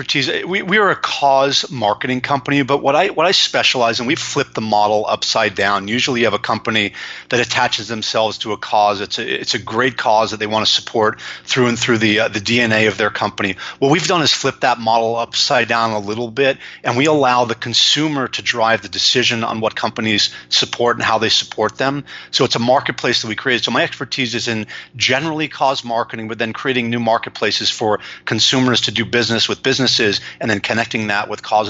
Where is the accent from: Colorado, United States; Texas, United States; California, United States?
California, United States; Los Angeles; also born or lived in San Francisco / New York; I live in Los Angeles, California, where I was born and raised after stints in San Francisco and New York as a corporate exec.